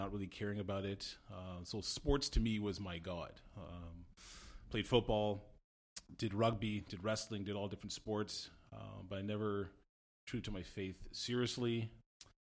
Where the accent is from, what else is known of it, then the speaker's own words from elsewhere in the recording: Montreal, Quebec, Canada; moved away as an adult; also born or lived in Toronto / Arthur, Ontario; born and raised in Montreal